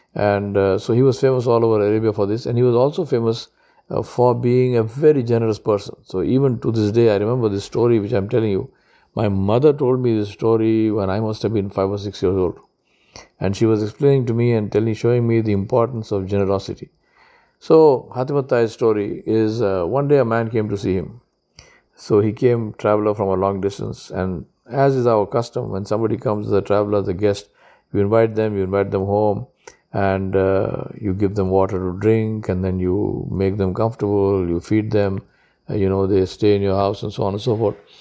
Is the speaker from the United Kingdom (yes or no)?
no; Hyderabad, Telangana, India; I'm from Hyderabad